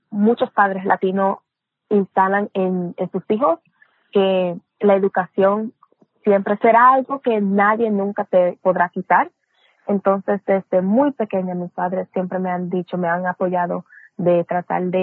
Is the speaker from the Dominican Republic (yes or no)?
yes; Dominican Republic; also born or lived in Puerto Rico / Brooklyn, New York; nací en Nueva York, en Brooklyn, Nueva York, pero me crié entre República Dominicana y Puerto Rico. Mi mamá es puertorriqueña, mi papá es dominicano